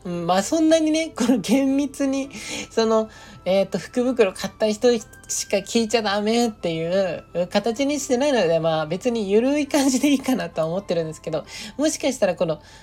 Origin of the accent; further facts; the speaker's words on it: Nagoya, Aichi, Japan; moved away; あの時は地元の名古屋にいた